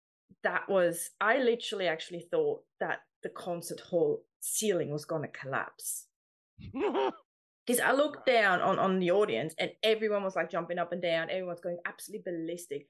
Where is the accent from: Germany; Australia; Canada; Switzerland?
Switzerland; moved away; I grew up in Switzerland, so that's where all my music stuff happened, mainly